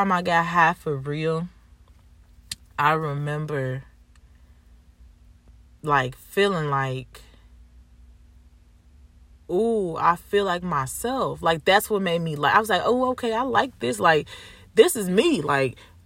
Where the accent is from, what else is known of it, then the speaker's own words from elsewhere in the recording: Chicago, Illinois, United States; I'm from Chicago.